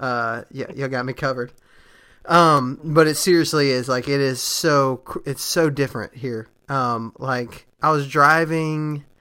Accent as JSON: {"language": "English", "region": "Texas", "country": "United States", "said": "which I'm from Texas, and that's a thing there."}